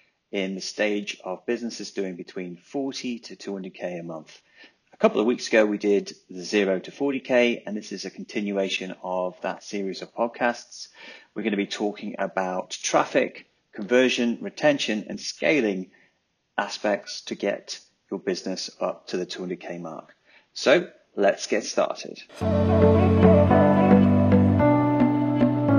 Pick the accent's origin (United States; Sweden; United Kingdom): United Kingdom; England; now in New Zealand; we're English